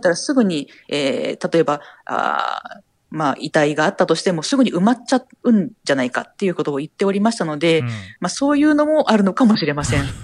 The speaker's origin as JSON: {"language": "Japanese", "area": "Noto Peninsula", "region": "Ishikawa", "country": "Japan", "tie": "born or raised there", "said": "私はあの、石川県の能登半島の出身です。"}